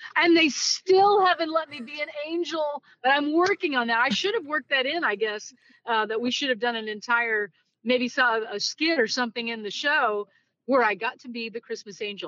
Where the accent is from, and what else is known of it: Greentop, Missouri, United States; born or raised there; also born or lived in Kirksville, Missouri / Lake of the Ozarks, Missouri